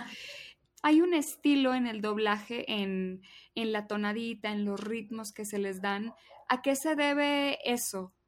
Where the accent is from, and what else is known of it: Mexico